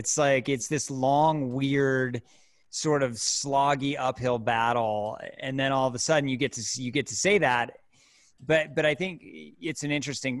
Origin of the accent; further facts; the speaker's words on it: Utah, United States; now in Colorado, United States; I grew up in Utah.